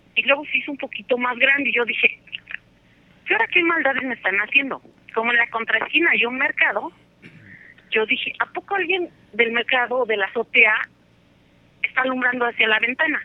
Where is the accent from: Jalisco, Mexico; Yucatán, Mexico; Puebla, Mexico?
Puebla, Mexico; Atlixco; yo soy de Atlisco, Puebla